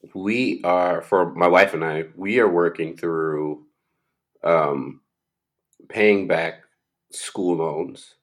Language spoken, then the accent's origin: English; Florida, United States; I grew up in Florida